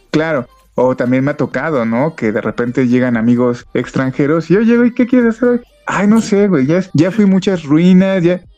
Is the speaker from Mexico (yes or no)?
yes; Mexico City, Mexico; also born or lived in Toluca Valley; yo soy de la Ciudad de México y donde vivía era una zona muy, pues muy compleja